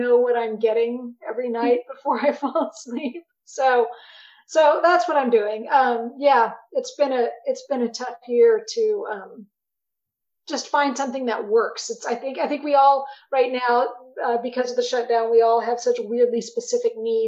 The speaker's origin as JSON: {"language": "English", "town": "Arlington", "region": "Texas", "country": "United States", "tie": "born or raised there", "said": "I grew up in Arlington, Texas"}